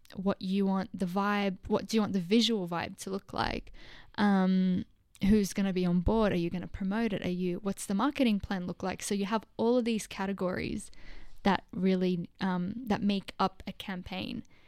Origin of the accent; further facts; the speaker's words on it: Lebanon; now in Australia; I was born in Lebanon, so I was born in, um, I wasn't born in Australia. When we, when I moved in two thousand two